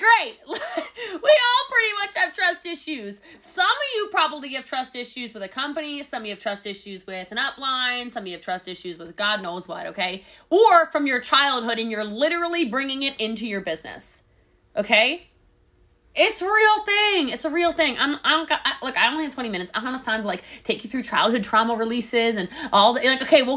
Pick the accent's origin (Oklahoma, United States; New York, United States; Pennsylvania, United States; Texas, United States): Texas, United States; Dallas; I'm from Dallas